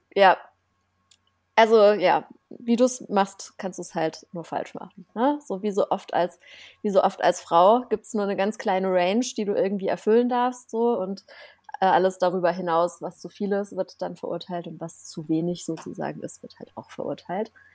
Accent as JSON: {"language": "German", "town": "Offenburg", "region": "Baden-Württemberg", "country": "Germany", "tie": "born or raised there", "moved": "yes", "said": "in meiner Heimatstadt, ich komme ja aus einem, also aus einer kleinen Stadt, das ist wie Offenburg heißt die, ne? Äh, zwischen Karlsruhe und Freiburg irgendwo"}